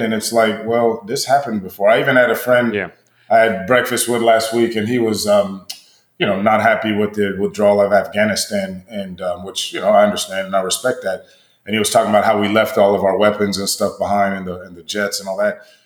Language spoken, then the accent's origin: English; United States; we're American